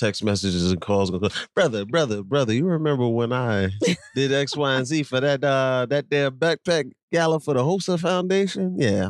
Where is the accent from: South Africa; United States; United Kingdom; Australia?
United States; Monmouth County, Tinton Falls, New Jersey; moved away; also born or lived in Red Bank, New Jersey; we are from Monmouth County, from Tin Falls, lived in Red Bank